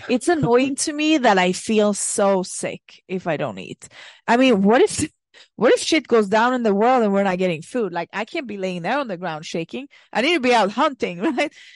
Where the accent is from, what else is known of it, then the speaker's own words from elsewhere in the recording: Sweden; moved away; I come from Sweden, and when I lived there